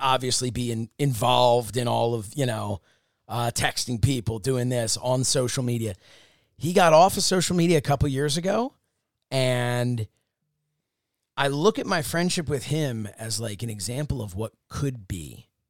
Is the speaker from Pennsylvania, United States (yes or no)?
yes; Upper Dublin, Pennsylvania, United States; also born or lived in Dresher, Pennsylvania; Ambler is in Upper Dublin where I grew up, but I lived in Drescher